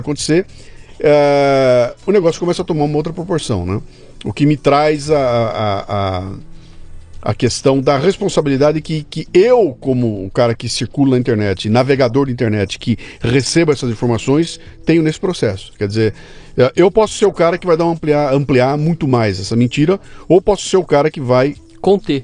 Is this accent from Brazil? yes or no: yes; Brazil; eu sou brasileiro